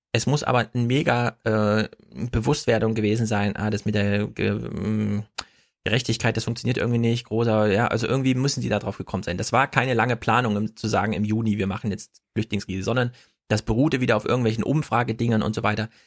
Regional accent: East Germany, Germany; als Ossi-Kind, da hat man halt Russisch in der Schule

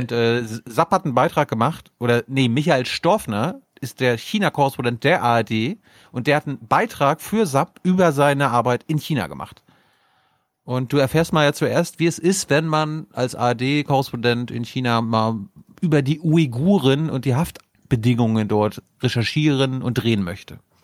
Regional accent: Mecklenburg-Vorpommern, Germany; bei uns in MV

